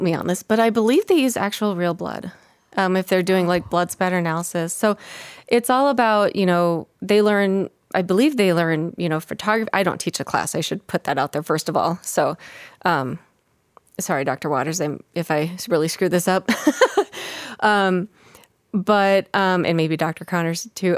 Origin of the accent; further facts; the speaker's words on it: Minnesota, United States; I grew up in Minnesota